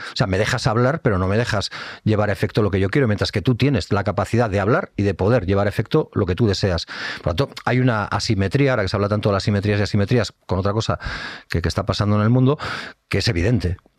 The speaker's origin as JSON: {"language": "Spanish", "region": "Basque Country", "country": "Spain", "tie": "born or raised there", "said": "yo he nacido en Euskal Herria, vivo en Euskal Herria y es allí donde quiero vivir."}